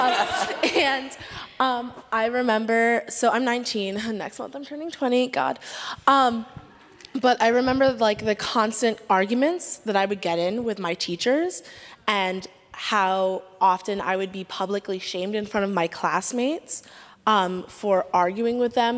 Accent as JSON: {"language": "English", "town": "New York City", "region": "New York", "country": "United States", "tie": "born or raised there", "said": "I grew up in New York City"}